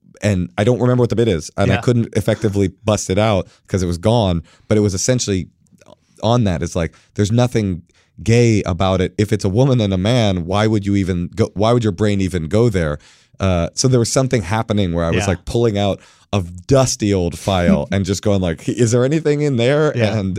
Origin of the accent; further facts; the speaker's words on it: California, United States; I think I was saying something about like that I'm from the Bay Area.